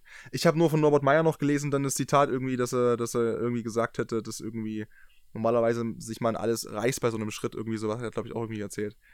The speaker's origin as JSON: {"language": "German", "area": "near Dresden", "region": "Saxony", "country": "Germany", "said": "ich komme ja aus der Nähe von Dresden"}